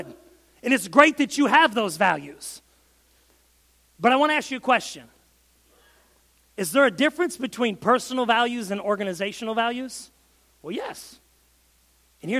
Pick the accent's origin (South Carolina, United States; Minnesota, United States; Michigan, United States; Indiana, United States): Michigan, United States; I'm from Michigan